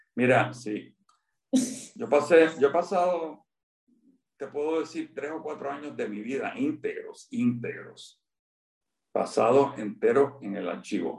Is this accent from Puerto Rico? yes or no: yes; San Juan, Puerto Rico; Yo nací en Floral Park